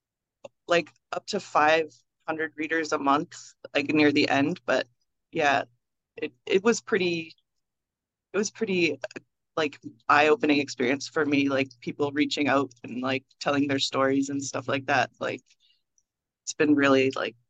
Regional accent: Nova Scotia, Canada; now in Toronto, Canada; I'm originally from Nova Scotia

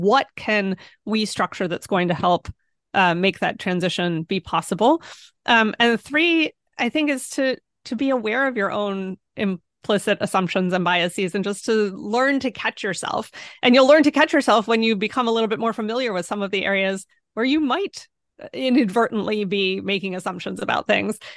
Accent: Pennsylvania, United States; moved away; also born or lived in Washington, D.C.; I'm from Pennsylvania

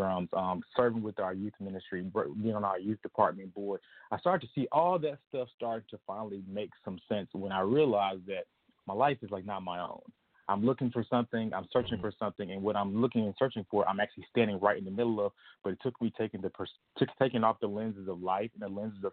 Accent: Lithonia, Georgia, United States; now in Chicago, United States; I'm from Atlanta, Georgia. I currently live in Chicago, Illinois.

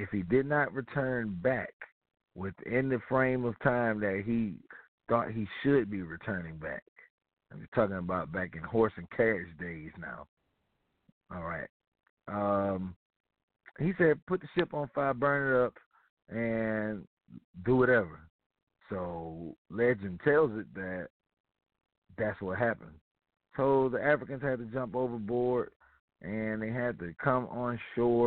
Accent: Mobile, Alabama, United States; I'm from Mobile, Alabama

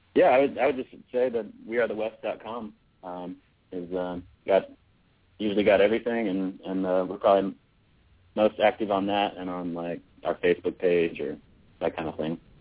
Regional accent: United States; we're American boys

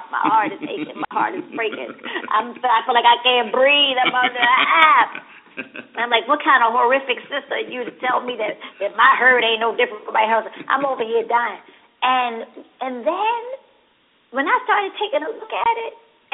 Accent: Baltimore, Maryland, United States; I'm from West Baltimore

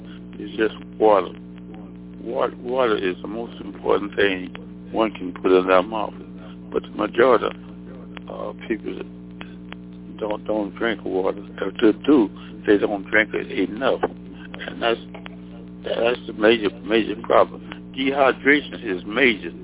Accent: Mississippi, United States; moved away as an adult; also born or lived in Alabama / Nashville, Tennessee / Washington, D.C.; I'm from Mississippi, where I graduated from high school in 1946

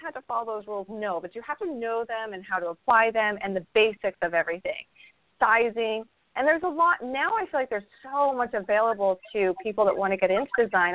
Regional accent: Idaho, United States; also born or lived in California; now in Florida, United States; I grew up in Idaho. I grew up in a lot of snow and we lived in California for a while

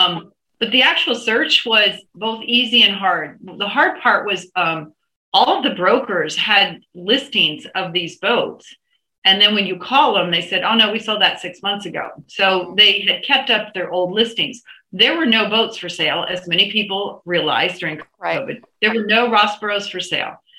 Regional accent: East Coast, United States; now in California, United States; we are both from the East Coast

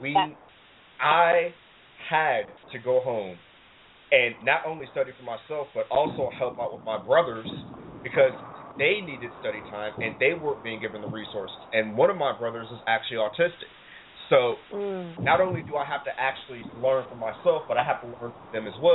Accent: United States; also born or lived in Ohio / Detroit, Michigan; I grew up mostly in Ohio and Detroit

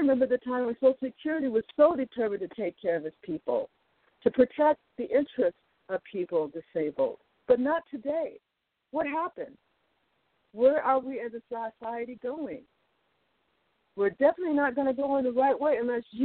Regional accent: United States; We're American citizens

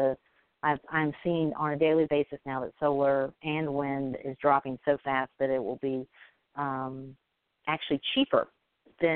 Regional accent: Alabama, United States; I'm from Alabama

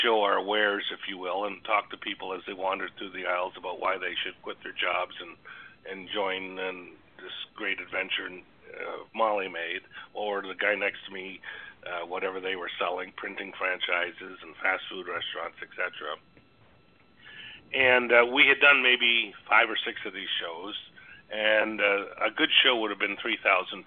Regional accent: Toronto, Ontario, Canada; I grew up in Toronto, Canada

